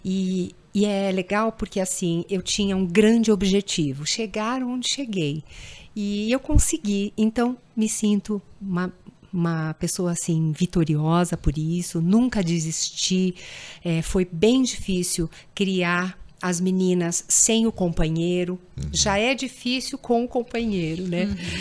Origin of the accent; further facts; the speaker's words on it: Brazil; como brasileira